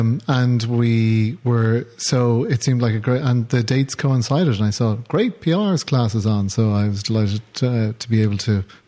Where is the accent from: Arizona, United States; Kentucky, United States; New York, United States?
New York, United States; Brooklyn; Well, actually, I'm from Brooklyn. I just put this on.